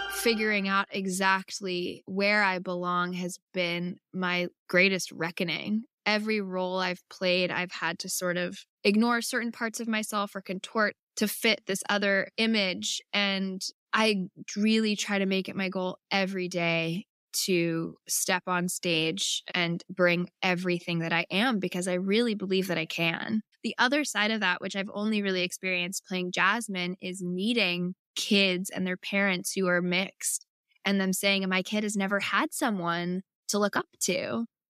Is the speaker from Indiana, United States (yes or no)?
no; Bay Area, California, United States; also born or lived in Brooklyn, New York; I was actually born in New York, but I grew up in the Bay Area in California.